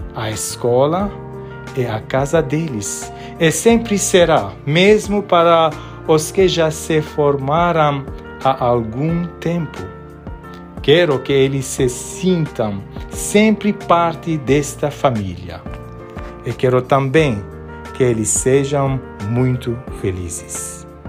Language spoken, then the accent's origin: Portuguese; Beirut, Beirut Governorate, Lebanon; now in Brazil; Nasci em Beirute, no Líbano, que vivia uma guerra civil.